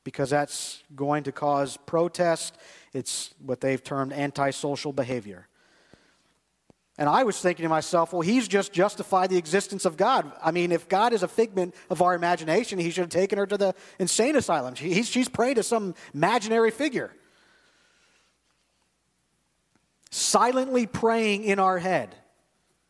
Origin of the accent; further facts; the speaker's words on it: United States; I grew up in the United States of America where everybody's pretty much Christian.